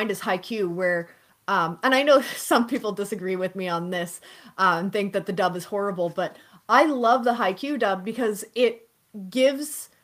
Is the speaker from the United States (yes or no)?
no; Canada; I'm Canadian